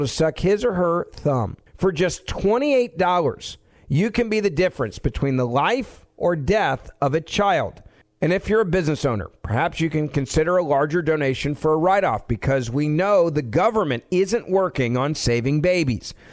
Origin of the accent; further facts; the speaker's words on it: Memphis, Tennessee, United States; I grew up in Memphis, Tennessee